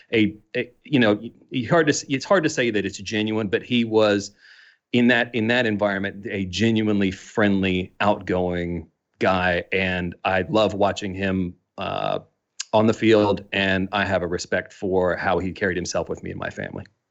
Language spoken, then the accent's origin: English; Midwestern United States, United States; accent: strong American; moved away as an adult; now in Melbourne, Australia; growing up in the Midwestern United States.